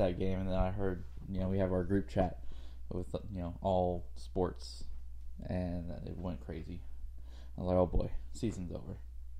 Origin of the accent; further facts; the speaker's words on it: Livermore, California, United States; He's the third best person to come out of Livermore. Number one, obviously, being me.